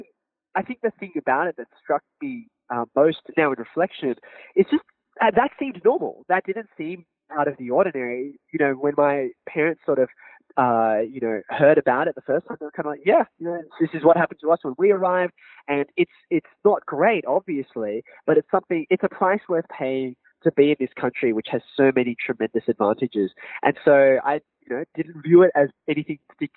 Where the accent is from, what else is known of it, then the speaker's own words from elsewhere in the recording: Sydney, New South Wales, Australia; growing up in Australia, particularly in the area that I was raised